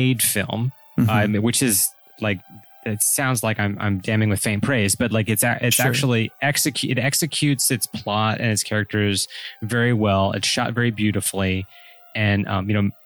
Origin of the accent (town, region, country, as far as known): United States